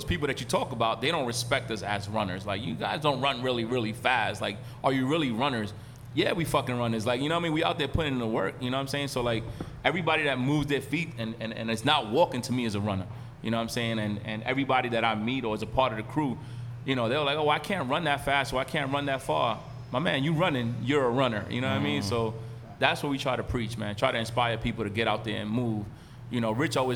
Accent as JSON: {"language": "English", "town": "New York City", "region": "New York", "country": "United States", "tie": "born or raised there", "also_born_or_lived": "Corona, Queens", "said": "growing up in Flatbush"}